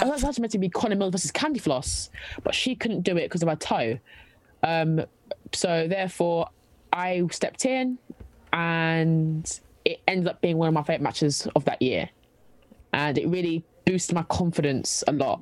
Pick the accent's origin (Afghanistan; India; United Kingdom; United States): United Kingdom; London; I'm from London.